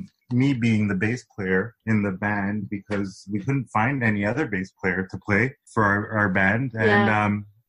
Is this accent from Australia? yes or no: no; Toronto, Ontario, Canada; growing up in Toronto locally